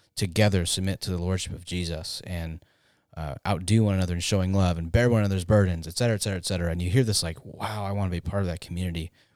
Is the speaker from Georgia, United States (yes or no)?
no; Tempe, Arizona, United States; I grew up in Tempe